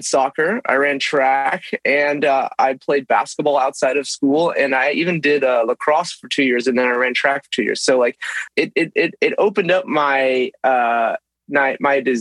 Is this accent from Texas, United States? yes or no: yes; Texas, United States; now in Los Angeles, United States; growing up in Texas